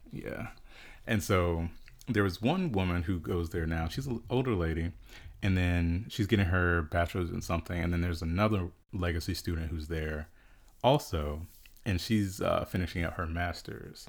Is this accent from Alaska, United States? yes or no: no; South Carolina, United States; I grew up in South Carolina in a really small town.